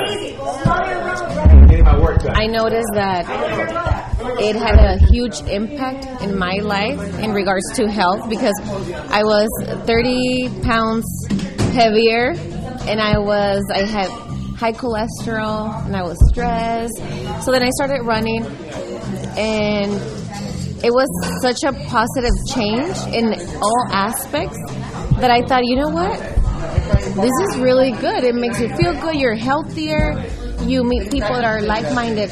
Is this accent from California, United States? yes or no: yes; Hacienda Heights, California, United States; I grew up in Hacienda Heights, La Puente area